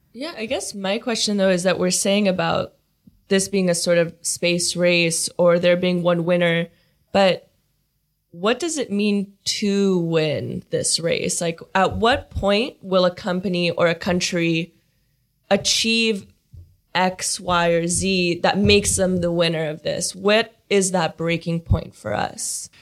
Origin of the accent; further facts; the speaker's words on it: Silicon Valley, California, United States; I'm from the Silicon Valley. That's where I grew up